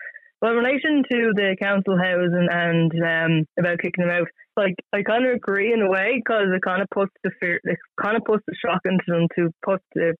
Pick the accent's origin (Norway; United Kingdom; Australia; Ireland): Ireland; Dublin, Leinster; moved away; Like, I'm from Ballyfermot. Like, yeah. I'm not living in Ballyfermot at the moment. Like, but I am from the area, and I know what it's like growing up.